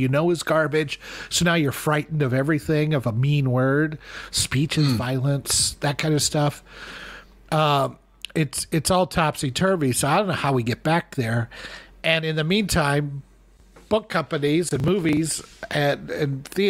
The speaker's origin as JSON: {"language": "English", "country": "United States", "said": "I'm talking as an American here."}